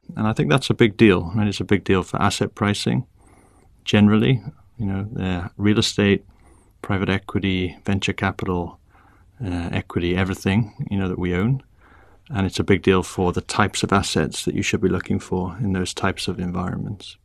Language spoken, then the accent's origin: English; Wrexham, Wales, United Kingdom; moved away as an adult; also born or lived in Oxford / Cambridge / London; now in Bermuda; I grew up in Wales in a small town called Wrexham